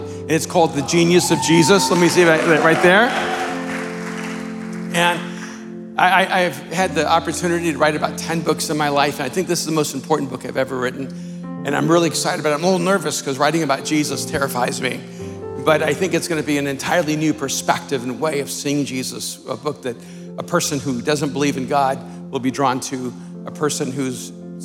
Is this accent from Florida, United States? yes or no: yes; Miami, Florida, United States; I grew up in Miami